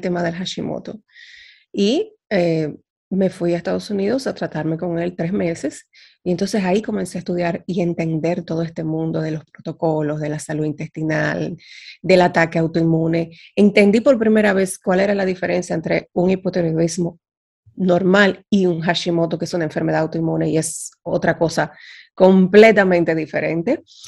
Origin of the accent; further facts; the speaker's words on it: Dominican Republic; moved away as an adult; now in Netherlands; Yo soy dominicana, eh, y resido actualmente en Holanda, con muchos años viviendo fuera de República Dominicana